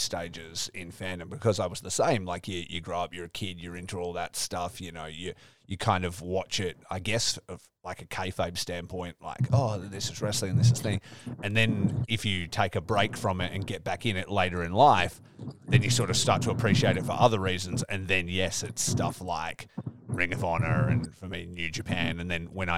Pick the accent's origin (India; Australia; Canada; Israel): Australia; growing up in Australia